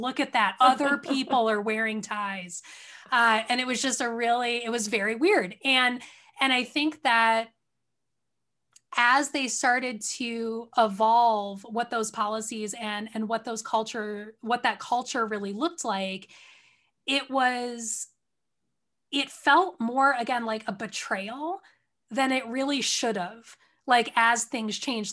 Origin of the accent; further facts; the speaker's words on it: outside of Detroit, Michigan, United States; also born or lived in California; I grew up outside of Detroit